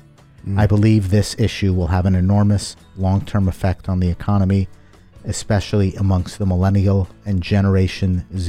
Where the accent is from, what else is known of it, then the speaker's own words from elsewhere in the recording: Pittsburgh, Pennsylvania, United States; I'm from Pittsburgh.